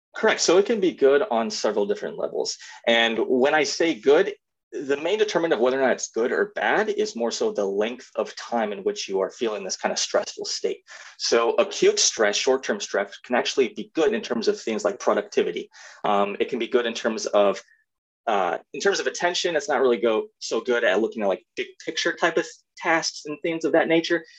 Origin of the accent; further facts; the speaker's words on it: East Moline, Illinois, United States; I am from the fifth Quad City, East Moline, Illinois, um, and born and raised there